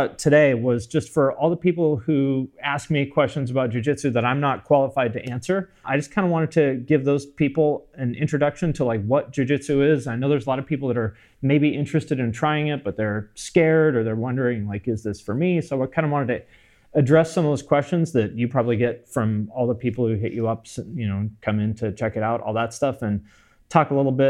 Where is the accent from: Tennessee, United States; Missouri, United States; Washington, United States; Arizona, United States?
Washington, United States; Snohomish; I'm from Snohomish